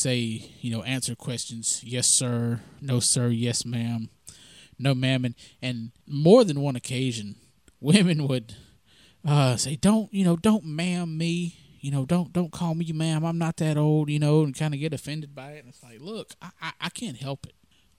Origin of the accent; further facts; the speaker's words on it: the South, United States; that's kind of part of how we were raised in the South, and some people continue to raise their kids like that.